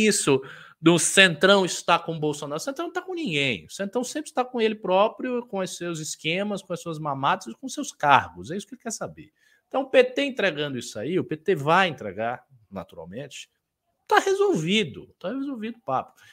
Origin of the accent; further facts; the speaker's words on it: Northeast Region, Brazil; eu sou do Nordeste